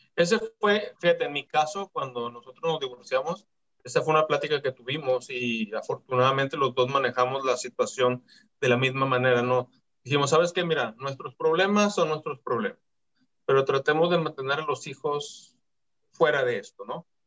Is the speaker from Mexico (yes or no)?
yes; Mexico; cuestión cultural de nuestro país